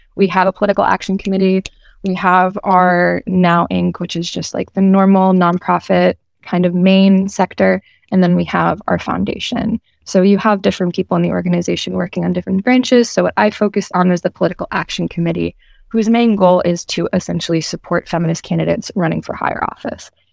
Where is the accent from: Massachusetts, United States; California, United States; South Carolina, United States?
Massachusetts, United States; Medford; also born or lived in Bristol, Rhode Island; I am originally from Medford, Massachusetts